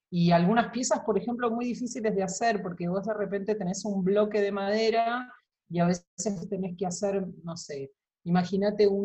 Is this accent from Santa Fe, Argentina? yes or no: no; Buenos Aires, Argentina; en un barrio muy cerca, en el barrio de, de Boedo, eh, en realidad Almagro en ese momento. Eh, mis padres alquilaban un departamento en la calle Pelufo.